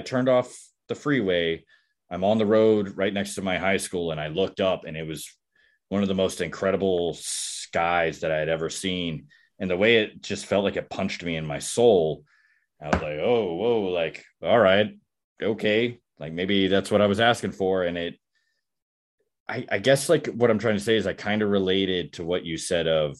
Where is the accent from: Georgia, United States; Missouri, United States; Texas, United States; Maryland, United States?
Texas, United States; I was born and raised in Texas